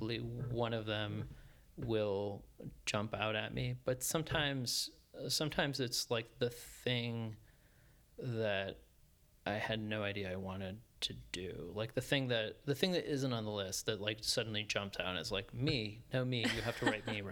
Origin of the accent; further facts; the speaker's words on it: Colchester, Connecticut, United States; I grew up in Colchester, Connecticut, a small town in Connecticut